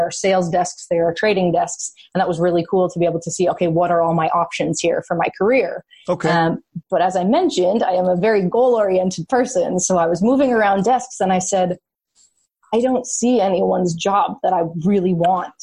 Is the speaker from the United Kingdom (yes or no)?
no; just outside of Toronto, Ontario, Canada; I grew up just outside of Toronto, so I grew up Canadian.